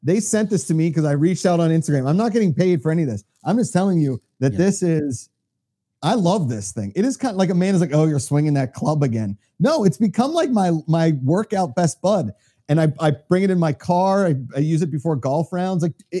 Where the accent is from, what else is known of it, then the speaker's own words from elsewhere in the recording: Pennsylvania, United States; moved away; My home state.